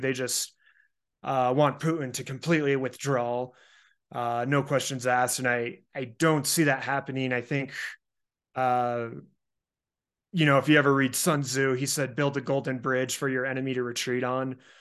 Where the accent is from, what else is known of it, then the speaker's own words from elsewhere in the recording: Colorado, United States; my home state of Colorado